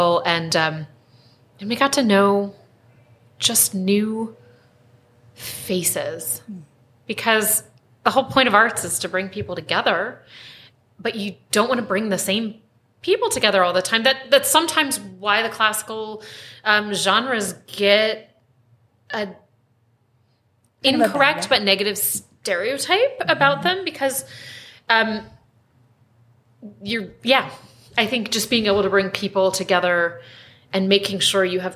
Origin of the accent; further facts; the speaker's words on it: East Coast, United States; moved away as an adult; now in Spokane, United States; I'm actually from the East Coast. And I forget, and we have been here for 14 years, and it's home.